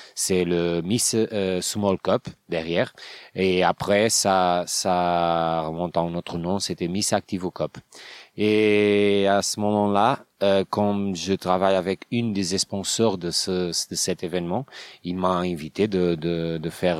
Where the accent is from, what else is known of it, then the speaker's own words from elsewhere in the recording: Portugal; French is a second language; je viens de Portugal, j'ai 38 ans